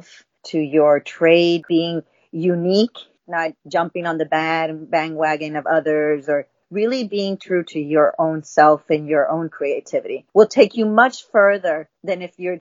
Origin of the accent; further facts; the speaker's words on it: Houston, Texas, United States; I grew up in Houston